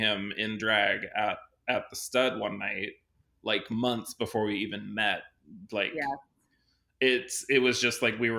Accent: California, United States; and I grew up in California.

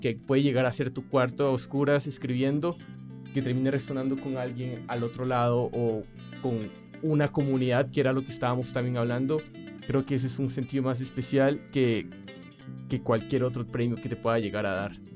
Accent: Colombia; moved away; yo soy colombiano

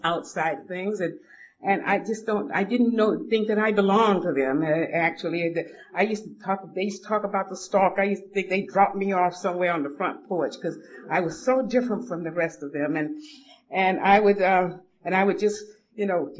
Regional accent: Atlanta, Georgia, United States; moved away as an adult; also born or lived in Boston, Massachusetts; now in Los Angeles, United States; I grew up in Atlanta. I was born at Grady Hospital in Atlanta, Georgia

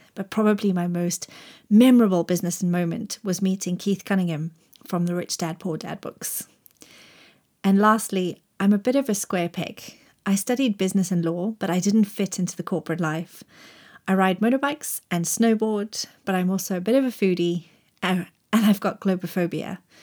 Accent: Zimbabwe; moved away as an adult; also born or lived in Grahamstown, South Africa; now in Cheshire, United Kingdom; I grew up in Zimbabwe and went to university in Grahamstown, South Africa.

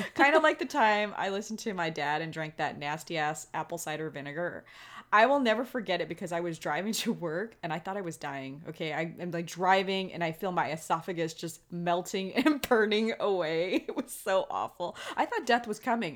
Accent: Los Angeles, California, United States; now in Las Vegas, United States; When I was a kid growing up in Los Angeles during the summers

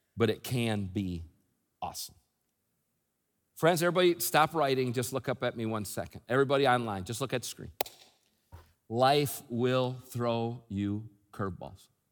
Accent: United States; moved away; I live outside the country, but, I, but, but I'm from the United States. I'm a U.S. citizen, American citizen

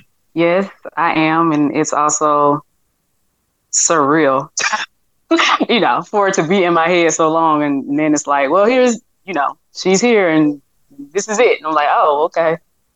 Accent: Montgomery, Alabama, United States; I'm from Montgomery, Alabama, so like that has a special place in my heart.

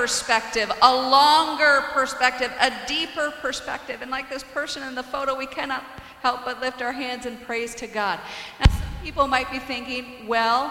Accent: Iowa, United States; now in Lehigh Valley, United States; In my hometown in Iowa

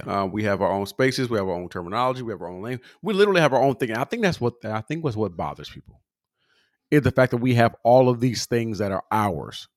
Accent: California, United States; I'm from California

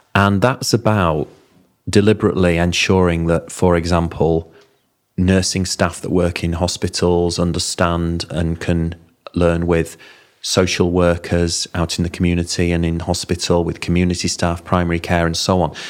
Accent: Bingley, Yorkshire and the Humber, United Kingdom; I'm a Yorkshireman. I'm from Bingley

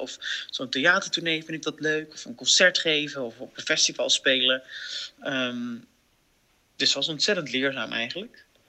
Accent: 's-Hertogenbosch, North Brabant, Netherlands; Ik kom uit Den Bosch

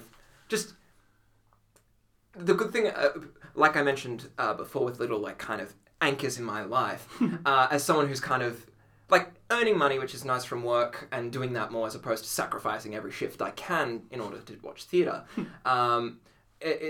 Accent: Australia; accent: Australian Italian; my Australian Italian accent

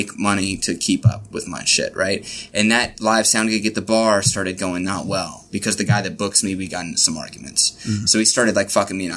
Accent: Richmond, Kentucky, United States; moved away as an adult; I was born in Richmond, Kentucky. I lived there for my whole life

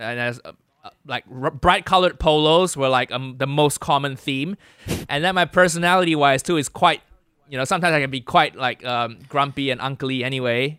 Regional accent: Malaysia; now in United Kingdom; I'm Malaysian

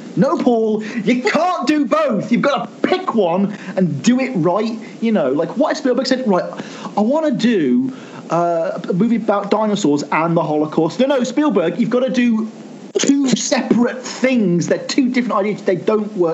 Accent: United Kingdom; as a Brit

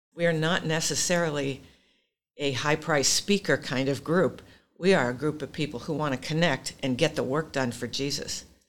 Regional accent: Pacific Northwest, United States; I'm from the Pacific Northwest

